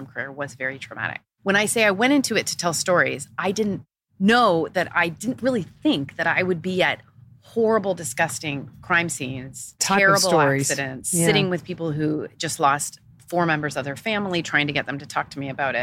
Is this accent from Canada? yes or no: yes; Canada; moved away as an adult; also born or lived in Ottawa; now in United Arab Emirates; I'm from Canada